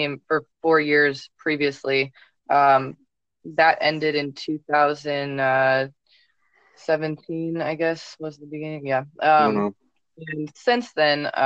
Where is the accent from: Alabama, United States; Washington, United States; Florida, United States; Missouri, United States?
Missouri, United States; Chesterfield; I'm from Missouri, Chesterfield, Missouri